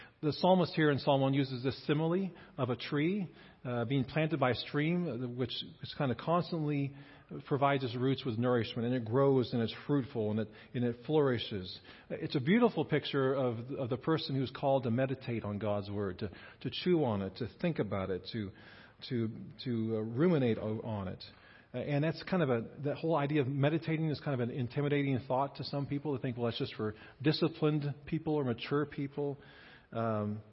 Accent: Kansas, United States; I grew up here in Kansas

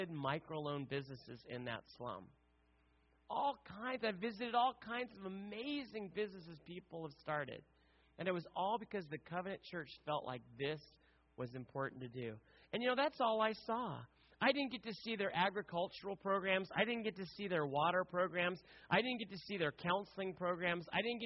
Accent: United States

